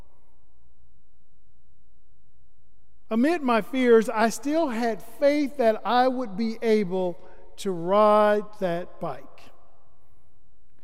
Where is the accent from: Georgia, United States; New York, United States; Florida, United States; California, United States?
Florida, United States; Starke; now in Atlanta, United States; growing up in Florida. While being in Stark, Florida, my hometown